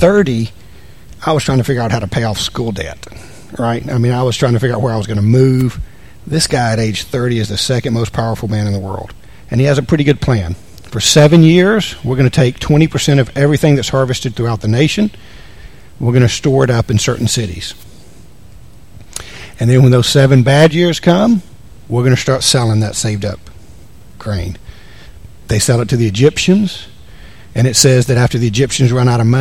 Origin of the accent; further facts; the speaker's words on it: United States; As an American